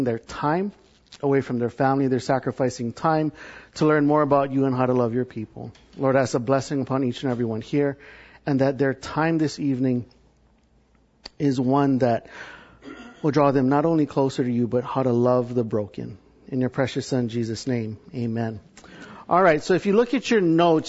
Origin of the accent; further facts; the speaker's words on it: Hawaii, United States; moved away as an adult; also born or lived in California; now in Texas, United States; I'm from Hawaii